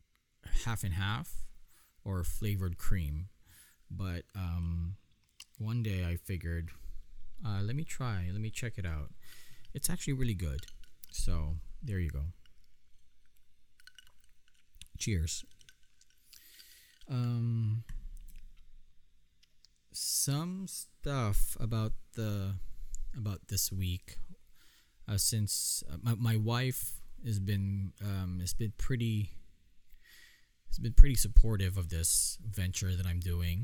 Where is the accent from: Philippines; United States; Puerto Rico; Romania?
Philippines; I'm Filipino, obviously. It's in my blood.